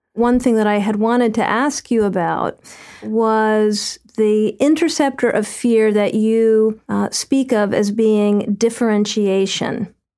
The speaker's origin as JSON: {"language": "English", "town": "New York City", "region": "New York", "country": "United States", "said": "as a New Yorker"}